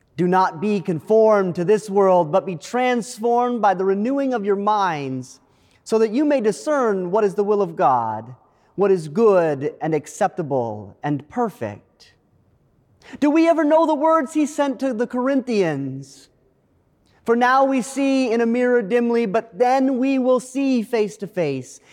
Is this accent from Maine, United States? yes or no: yes; Maine, United States; moved away; my home state of Maine